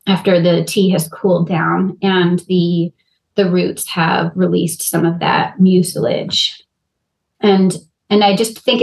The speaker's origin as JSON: {"language": "English", "region": "Rhode Island", "country": "United States", "tie": "born or raised there", "moved": "yes", "said": "growing up in Rhode Island, not right by the ocean, but being near the ocean"}